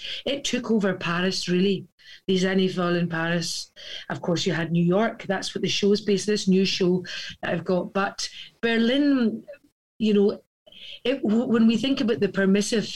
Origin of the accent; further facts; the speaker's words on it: Scotland, United Kingdom; I am a Scottish girl through and through